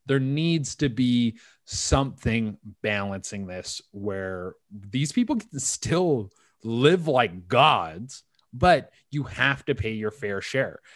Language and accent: English; West Coast Canada, British Columbia, Canada; now in Toronto, Canada; I grew up in on in West Coast Canada.